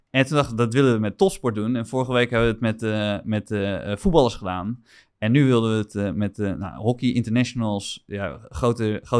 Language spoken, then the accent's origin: Dutch; Middelburg, Zeeland, Netherlands